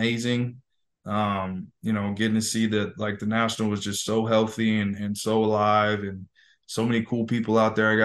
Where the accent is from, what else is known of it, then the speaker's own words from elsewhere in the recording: California, United States; I grew up in California